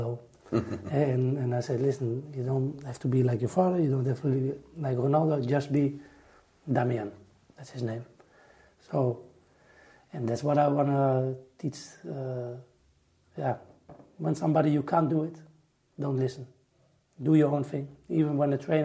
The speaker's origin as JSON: {"language": "English", "country": "Netherlands", "said": "I'm from Holland"}